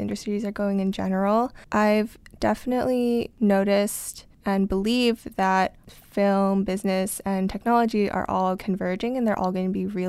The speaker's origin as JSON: {"language": "English", "town": "Ithaca", "region": "New York", "country": "United States", "lives_now": "New York City, United States", "said": "I'm from Ithaca, New York"}